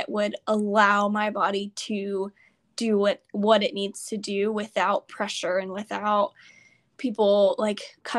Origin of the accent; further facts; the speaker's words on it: Houston, Texas, United States; We're from Houston